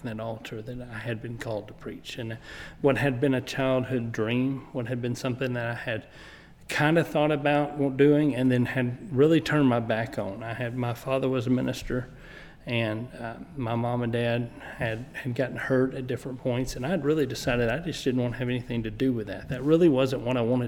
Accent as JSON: {"language": "English", "town": "Blytheville", "region": "Arkansas", "country": "United States", "tie": "born or raised there", "also_born_or_lived": "West Helena, Arkansas / Bono, Arkansas", "said": "My parents got in church before I was born in West Helena, Arkansas, under Spencer McCool. I was dedicated by Spencer. My family moved to Blytheville, which was my dad's hometown, whenever I was preschool age."}